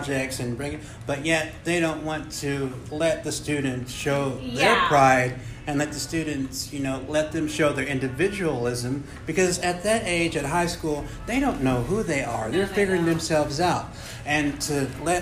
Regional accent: United States; us being Americans, but we're not just Americans, we're Native Americans also

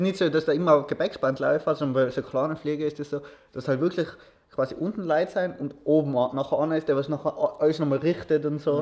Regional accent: Austria; ich bin froh darüber, dass ich in Österreich lebe, dass ich in Österreich aufgewachsen bin.

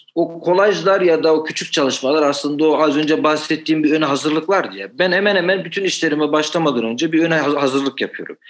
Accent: Demirci, Manisa, Turkey; ben e, Manisa'nın Demirci ilçesine bağlı bir köyde doğdum.

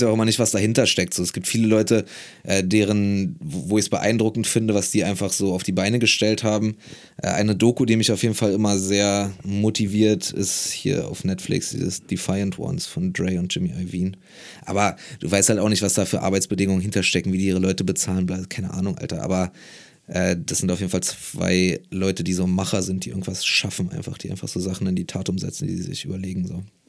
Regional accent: Berlin, Germany; also born or lived in Marburg; in Berlin als Berliner

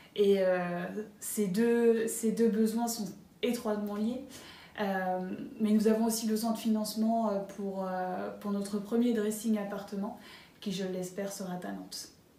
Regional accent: Varades, Pays de la Loire, France; moved away as an adult; also born or lived in Berlin, Germany; Je suis originaire de Varade, une petite, euh, commune entre, euh, Nantes et Angers

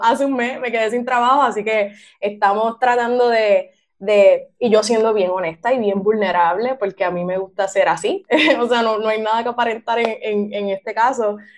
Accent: Gurabo, Puerto Rico; soy del pueblo de Gurabo

